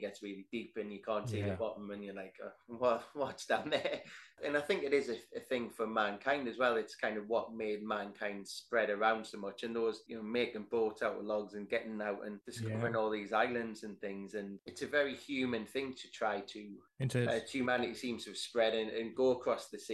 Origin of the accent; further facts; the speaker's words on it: Northumberland coast, North East England, United Kingdom; I grew up on the Northumberland coast.